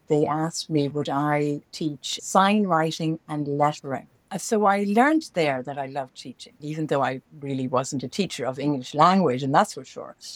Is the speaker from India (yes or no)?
no; Dublin, Leinster, Ireland; moved away as an adult; also born or lived in China / New York; I grew up in Dublin, in Ireland